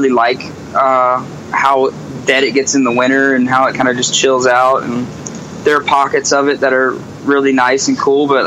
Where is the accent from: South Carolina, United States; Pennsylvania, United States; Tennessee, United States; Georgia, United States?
South Carolina, United States; Carolina is already kind of a forgotten state. Like everywhere we go, people think we're from North Carolina.